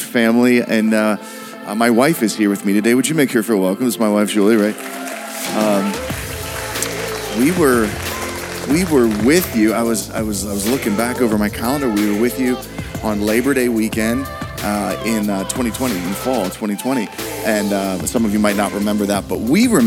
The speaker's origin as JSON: {"language": "English", "town": "Pittsburgh", "region": "Pennsylvania", "country": "United States", "said": "we're from Pittsburgh"}